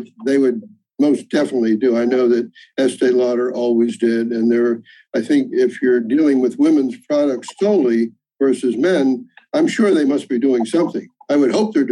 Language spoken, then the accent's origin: English; Johnstown, Pennsylvania, United States; moved away as an adult; now in New York City, United States; I'm actually from Johnstown, Pennsylvania, small coal mining town near Pittsburgh